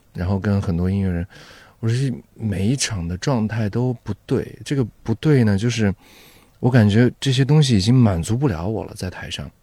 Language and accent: Chinese; Xinjiang, China; 因为我是在新疆长大的嘛